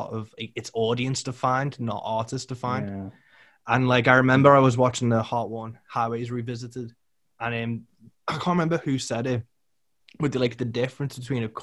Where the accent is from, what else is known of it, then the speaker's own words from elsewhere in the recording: United Kingdom; I'm British